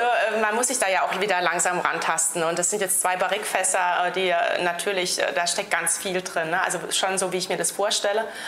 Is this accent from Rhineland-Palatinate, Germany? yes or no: yes; Rhineland-Palatinate, Germany; bei uns in der Pfalz